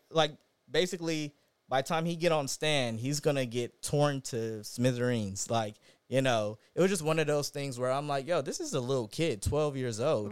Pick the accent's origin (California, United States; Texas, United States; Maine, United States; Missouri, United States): California, United States; Inglewood; also born or lived in Los Angeles; I'm a Inglewood native. Born and raised, um, I've lived all over L